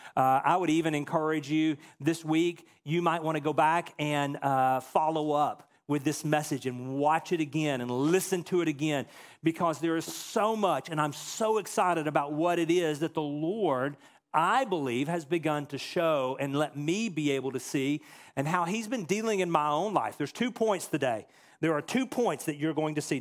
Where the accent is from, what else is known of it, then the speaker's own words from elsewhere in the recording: a little town just outside of Dallas, Texas, United States; moved away; I grew up in a little town just outside of Dallas, Texas